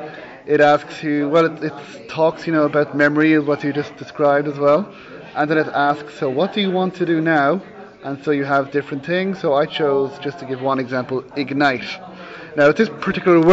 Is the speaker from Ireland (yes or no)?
yes; Ireland; I'm from Ireland